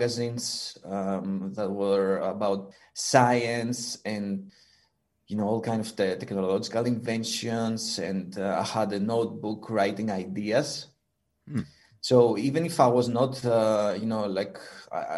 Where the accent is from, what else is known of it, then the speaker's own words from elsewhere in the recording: Greece; moved away as an adult; now in Netherlands; I'm originally from Greece, and I arrived in the Netherlands in 2007